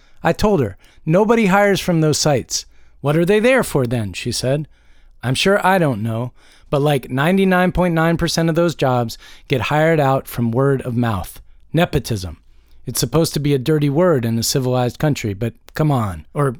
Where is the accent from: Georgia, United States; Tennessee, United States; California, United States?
Georgia, United States; as this activity is not quite legal yet in my home state of Georgia.